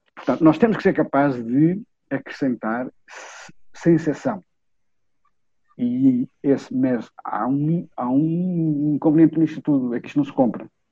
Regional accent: Vila Real, Norte, Portugal; na minha Vila Real

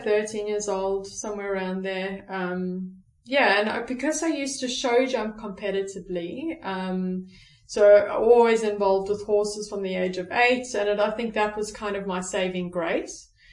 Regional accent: South Africa; I'm born and bred in South Africa

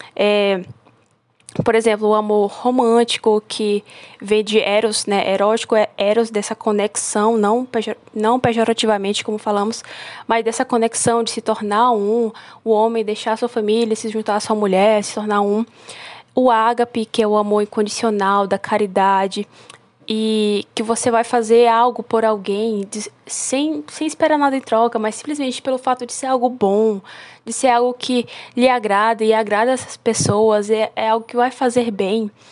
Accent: Brazil; Porque é minha terra, é meu lugar

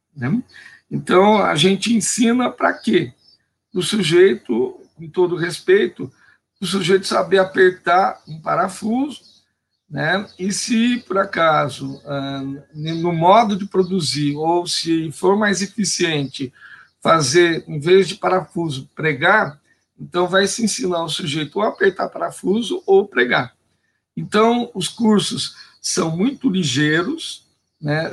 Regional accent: Indaiatuba, São Paulo, Brazil; Eu sou nascido aqui em Dayatuba

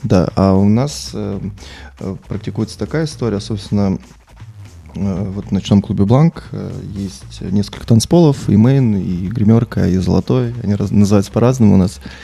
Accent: Sochi, Krasnodar Krai, Russia; moved away as an adult; now in Saint Petersburg, Russia; Я сам родился в Сочи, много, долгое время там прожил, и когда я уезжал в Петербург

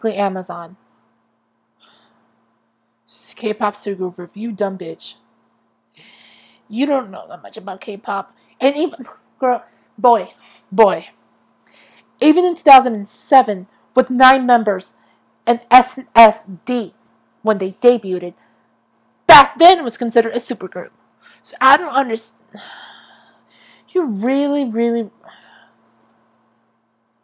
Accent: Lindsay, California, United States; I'm born a Lindsayite, and I am a Lindsayite to the day I freaking

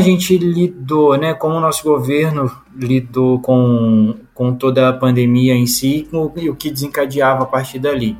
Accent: Juiz de Fora, Minas Gerais, Brazil; now in Alfenas, Brazil; Na minha cidade, eles nem retornaram, na cidade de origem, né? Que eu sou de Juiz de Fora

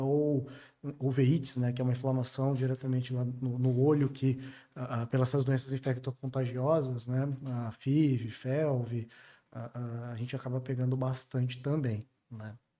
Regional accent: interior of Paraná, Brazil; moved away; venho do interior do Paraná

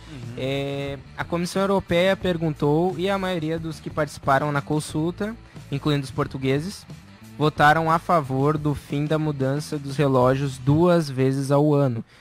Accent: Gaúcho, Rio Grande do Sul, Brazil; moved away; como bons gaúchos

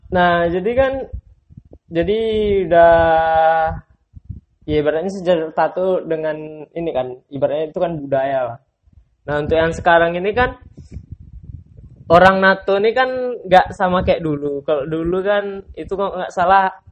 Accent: Mentawai, West Sumatra, Indonesia; kayak di daerah aku kan Mentawai itu kan punya budaya tato juga

